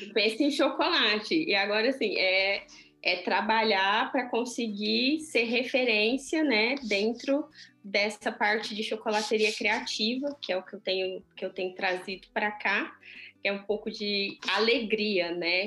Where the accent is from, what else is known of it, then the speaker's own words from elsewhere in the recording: Brazil; now in Switzerland; na minha terra, né? No meu país